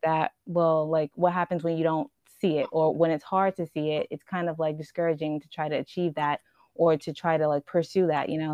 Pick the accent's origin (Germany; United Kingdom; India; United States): United States; Houston, Texas; I'm a Nigerian and I'm a Houston native